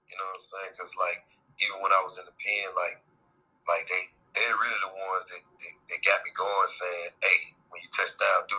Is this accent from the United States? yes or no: yes; Charlotte, North Carolina, United States; Born and raised in Charlotte, West Side, Tennessee, for sure.